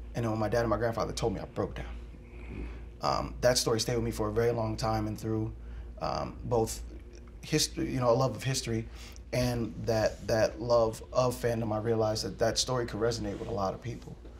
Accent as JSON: {"language": "English", "town": "Philadelphia", "region": "Pennsylvania", "country": "United States", "tie": "born or raised there", "said": "my life growing up in Philadelphia"}